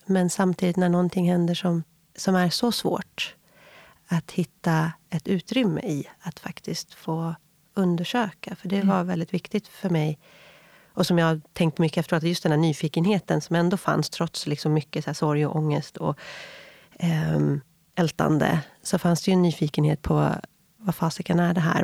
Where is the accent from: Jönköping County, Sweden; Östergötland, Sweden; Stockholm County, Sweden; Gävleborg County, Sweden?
Stockholm County, Sweden; Viksjö; also born or lived in San Francisco; Jag är uppväxt i eh, Viksjö, ett eh, litet samhälle utanför Jakobsberg i Järfälla kommun